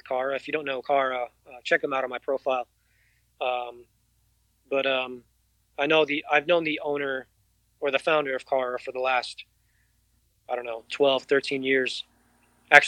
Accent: New York City, New York, United States; now in Austin, United States; I grew up in New York City.

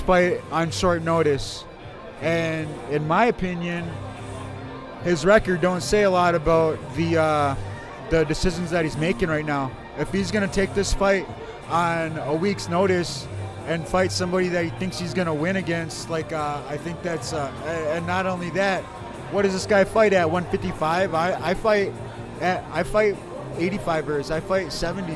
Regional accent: Ho-Chunk Country, Wisconsin, United States; I'm from Ho-Chunk Country, Wisconsin

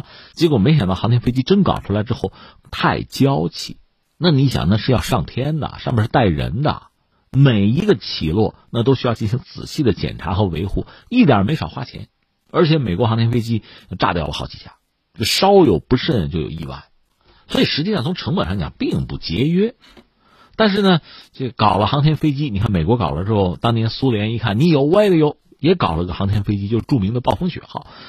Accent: China; 我们中国人很在意很多小细节哈。

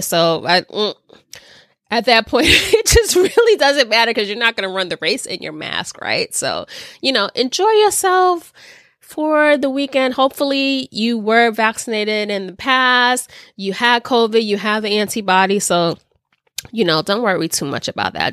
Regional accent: New York City, New York, United States; I am a born and bred New Yorker. I am from the Bronx.

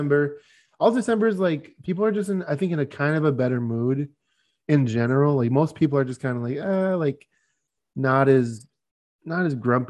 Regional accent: Michigan, United States; now in Arizona, United States; Like, I used to live in the snow. I grew up in Michigan.

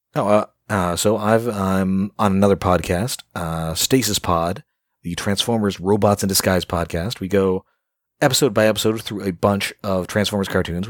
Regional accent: Canada; I'm Canadian

